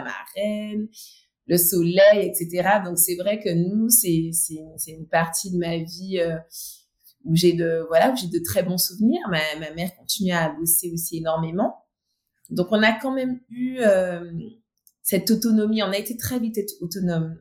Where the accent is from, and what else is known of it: Martinique; born or raised there; also born or lived in mainland France